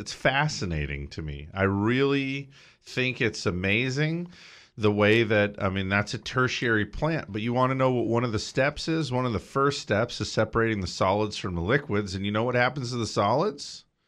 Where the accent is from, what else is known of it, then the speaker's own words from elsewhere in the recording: Big Bear, California, United States; I grew up in Big Bear, okay, which is a resort community